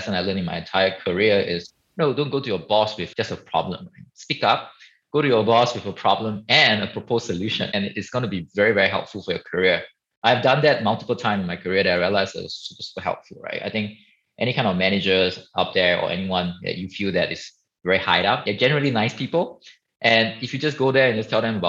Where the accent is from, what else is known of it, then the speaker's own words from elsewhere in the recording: Singapore; I was born and raised in Singapore